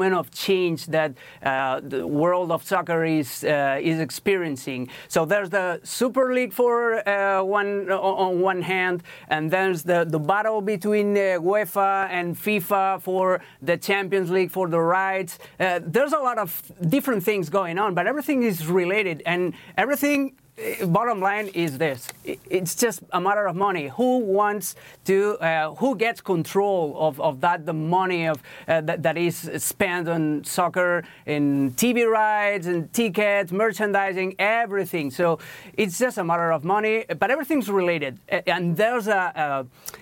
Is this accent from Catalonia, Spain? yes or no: yes; Barcelona, Catalonia, Spain; moved away; I talk from the experience of my country where I was born. I was born in Barcelona, in Spain